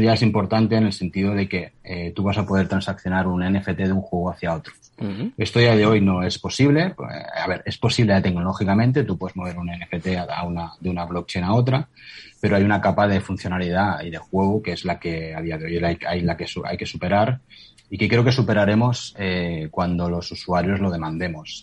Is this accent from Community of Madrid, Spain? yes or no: no; near Barcelona, Catalonia, Spain; yo soy de cerca de Barcelona